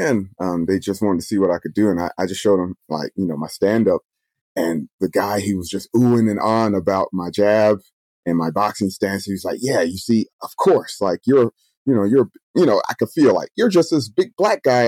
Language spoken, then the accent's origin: English; Atlanta, Georgia, United States; moved away as an adult; also born or lived in Washington, D.C.; now in Japan; I grew up in the South. I grew up in Atlanta. I'm born and raised in the American South